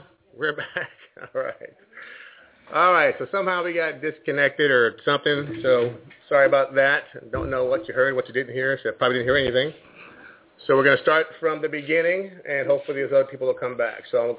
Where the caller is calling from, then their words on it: Hermosa Beach, California, United States; the HCG Diet Coach, and we're calling from Homosa Beach, California.